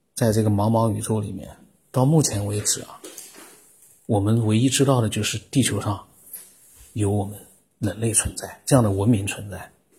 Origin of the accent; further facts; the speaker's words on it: China; 我们中国人